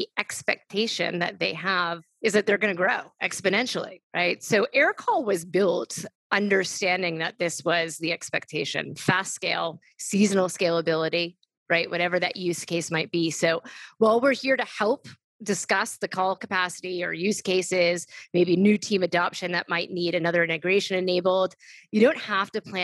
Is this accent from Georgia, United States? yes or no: no; New York City, New York, United States; I grew up in New York City